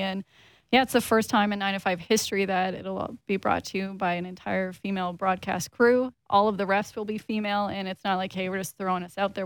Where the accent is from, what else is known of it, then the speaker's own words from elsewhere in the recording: Saskatchewan, Canada; now in Toronto, Canada; I'm originally from Saskatchewan